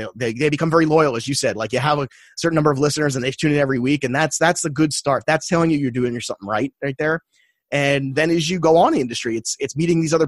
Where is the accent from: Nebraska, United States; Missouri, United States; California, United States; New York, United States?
New York, United States; New York City; as a kid, growing up in Brooklyn